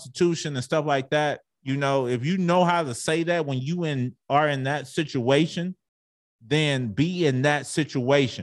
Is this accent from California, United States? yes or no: no; Arlington, Texas, United States; I grew up in Arlington, Texas